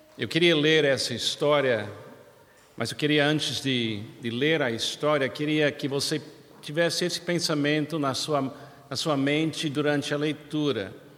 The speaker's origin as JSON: {"language": "Portuguese", "country": "United States", "second_language": "Portuguese", "moved": "yes", "lives_now": "Brazil", "said": "Eu, como americano, é muito claro para mim, na minha infância, e conhecendo a história do meu país"}